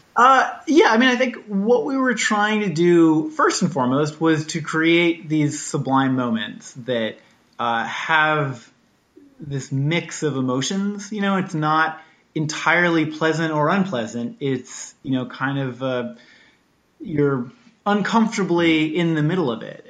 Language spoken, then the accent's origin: English; Washington, United States; growing up in Washington State, like flying a kite on a beach